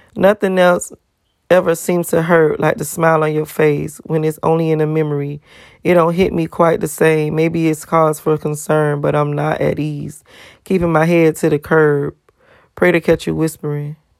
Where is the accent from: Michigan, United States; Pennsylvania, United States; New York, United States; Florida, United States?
Florida, United States; Miami; I'm from Miami